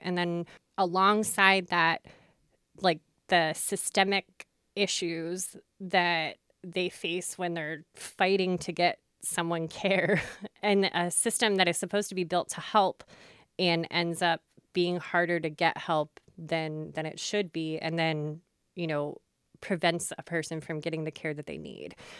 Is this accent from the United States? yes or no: yes; York, Pennsylvania, United States; also born or lived in Lancaster County, Pennsylvania; I grew up in York, Pennsylvania